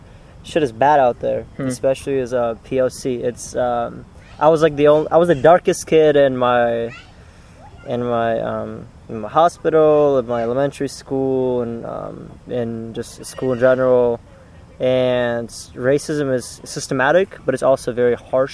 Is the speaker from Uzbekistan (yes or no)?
yes; Uzbekistan; moved away as an adult; also born or lived in St. Petersburg, Russia; now in Minnesota, United States; I was born in St. Petersburg, Russia, and then I moved with my mom to Uzbekistan, to a small village, actually.